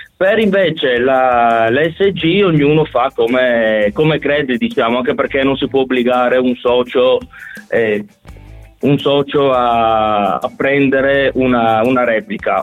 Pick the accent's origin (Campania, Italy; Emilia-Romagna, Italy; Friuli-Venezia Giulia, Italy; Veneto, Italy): Friuli-Venezia Giulia, Italy; Gorizia; noi siamo di Gorizia